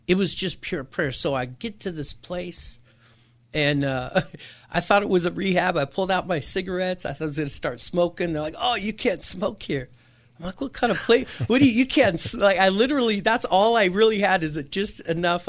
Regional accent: Encinitas, California, United States; I grew up in Encinitas here in Southern California, in San Diego

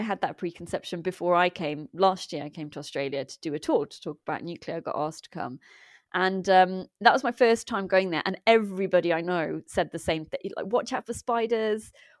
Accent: United Kingdom; born there; Okay, my parents migrated here from the Punjab in India. But I am British born and have only been there twice when they made me go.

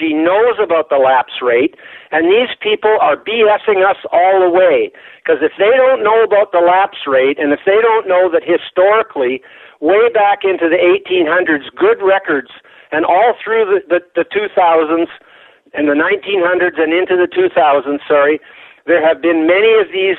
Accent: Canada; I'm Canadian

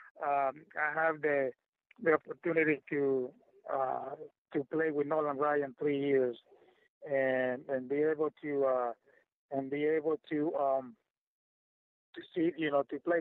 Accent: Puerto Rico; first language Spanish; English is a second language; that's my first language, right? I'm from Puerto Rico

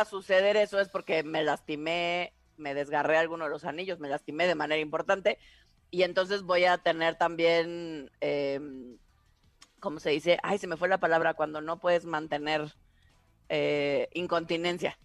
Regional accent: Tabasco, Mexico; en mi pueblo, en Tabasco

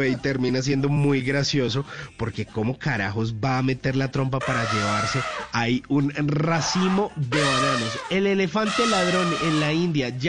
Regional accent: Colombia; Así somos los colombianos. Pa'lante

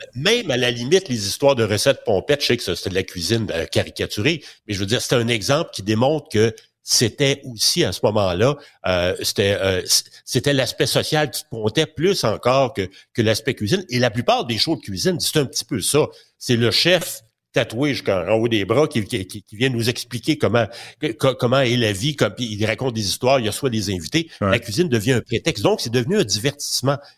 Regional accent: Quebec, Canada; chez nous au Québec

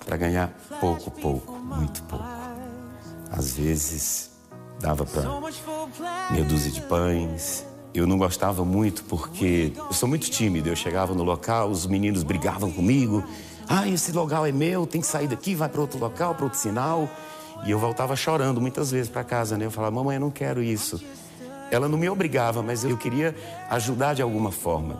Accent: Goiânia, Goiás, Brazil; moved away; also born or lived in Porto Franco, Maranhão, Brazil; nós saímos de Porto Franco, fomos para Goiânia, mil e tal quilômetros de distância

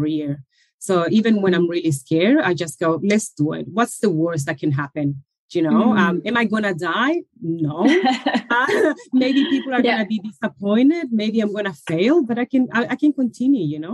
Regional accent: Chile; moved away as an adult; now in Australia; I moved from Chile. That's where originally I'm from, around 20 years ago

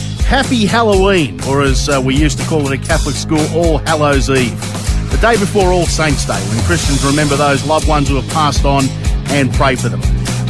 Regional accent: Australia; we're not American. So what? Can't we have fun as Australians?

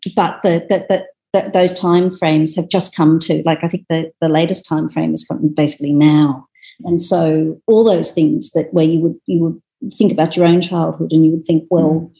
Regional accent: Sydney, New South Wales, Australia; being in Sydney in my hometown

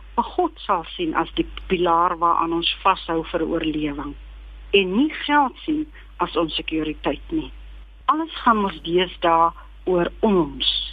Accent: Kimberley, Northern Cape, South Africa; ek is gebore en grootgeword in Kimberley waar ek my skoolloopbaan voltooi

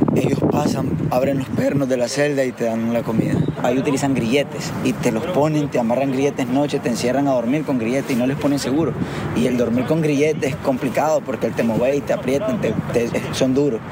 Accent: Nicaragua; moved away as an adult; Yo soy nicaragüense y eso nadie, nadie me lo va a quitar

